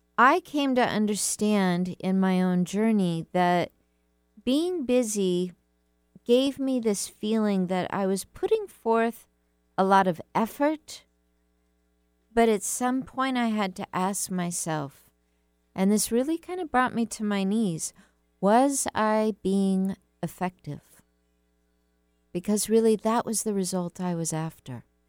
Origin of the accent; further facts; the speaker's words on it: United States; I'm an American